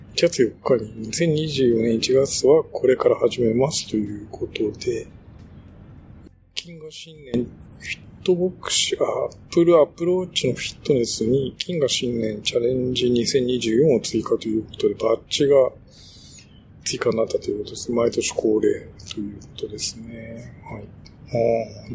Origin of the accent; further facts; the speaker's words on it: Shimane, Japan; moved away; うちの田舎だと、あの、島根